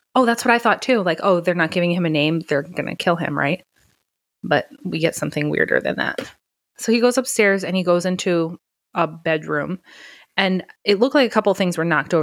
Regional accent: New York, United States; accent: New York; my New York accent

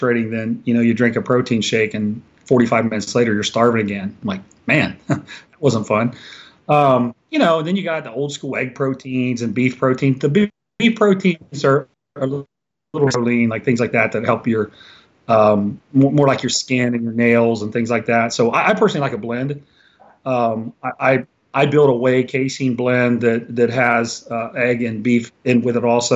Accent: Washington Court House, Ohio, United States; now in Columbus, United States; I'm from a little small town called Washington Courthouse, which is about 60 minutes south of here

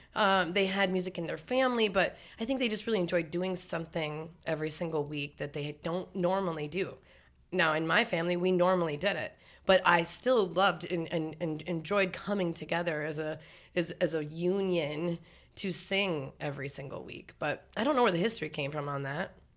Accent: North Dakota, United States; now in Minneapolis, United States; I grew up in North Dakota, so we got our driver's license at fourteen

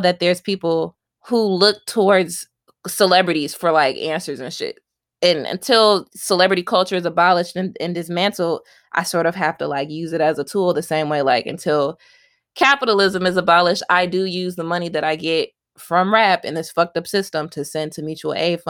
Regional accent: United States; being an American

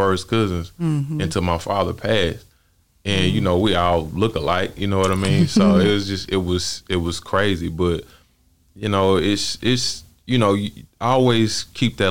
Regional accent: Dallas, Texas, United States; also born or lived in DeSoto, Texas / Cedar Hill, Texas; I was born and raised in Oak Cliff, but I've lived all over Dallas

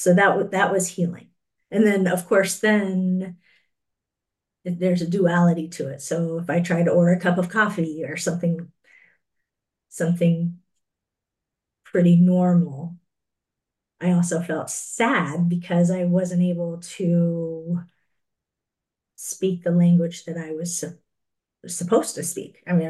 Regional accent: United States; accent: American; also born or lived in Korea; my accent is American.

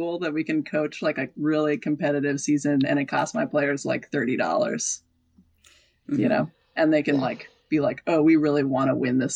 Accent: Seattle, Washington, United States; I grew up in North Seattle, which is much wider neighborhood

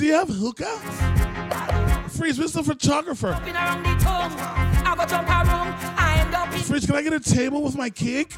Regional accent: Trinidad & Tobago; I am a Trinidadian man before anything else

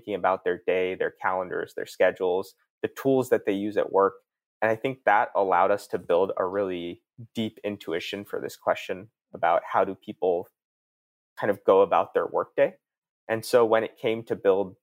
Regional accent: East Coast, United States; moved away as an adult; also born or lived in Palo Alto; I grew up out on the East Coast, went to college out there

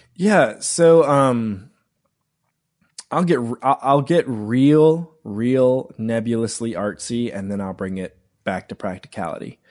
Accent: Woodruff, South Carolina, United States; now in Greenville, United States; I grew up in Woodruff, South Carolina

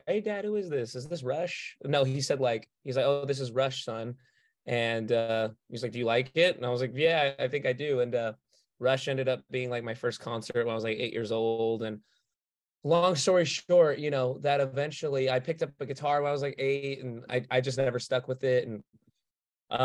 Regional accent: Los Angeles, California, United States; Born and raised

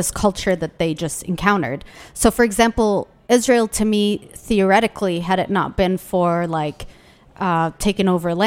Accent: Yemen; now in Washington, D.C., United States; I'm from Yemen

